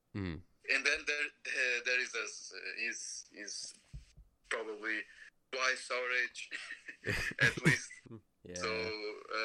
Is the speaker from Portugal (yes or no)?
yes; Portugal; I'm from Europe. I'm from Portugal.